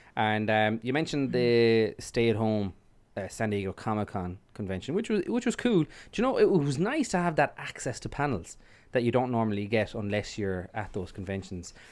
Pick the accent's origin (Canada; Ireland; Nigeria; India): Ireland